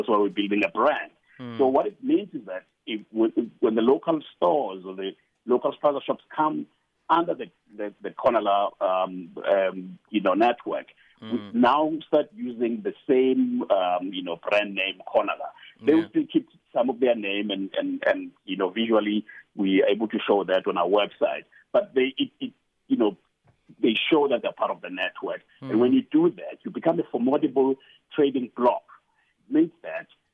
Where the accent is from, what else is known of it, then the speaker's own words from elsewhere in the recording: Johannesburg, Gauteng, South Africa; I'm from Alex